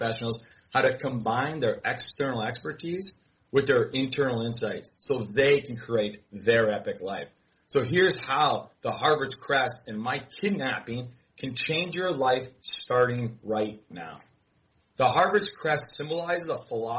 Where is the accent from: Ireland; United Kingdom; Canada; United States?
Canada; I'm Canadian. I'm Canadian